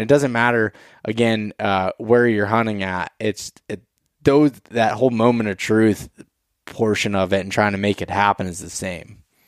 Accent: Pennsylvania, United States; Pennsylvania 'cause that's my home state and where I spend most of my time

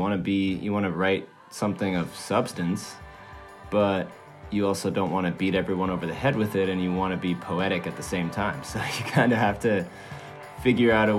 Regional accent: Switzerland; moved away; also born or lived in Maine; I grew up in Europe, in Switzerland, and then moved to Maine with my family

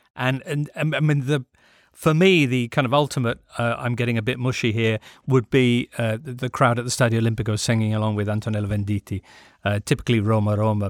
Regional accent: England, United Kingdom; We come at this as English people

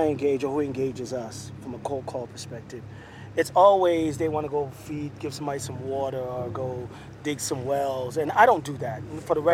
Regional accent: Jamaica; moved away; I grew up in Jamaica, so I grew up in a predominantly black environment

